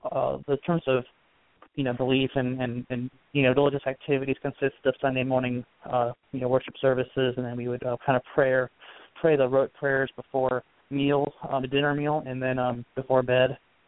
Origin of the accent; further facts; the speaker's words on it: Northeast, United States; And so we grew up in the Northeast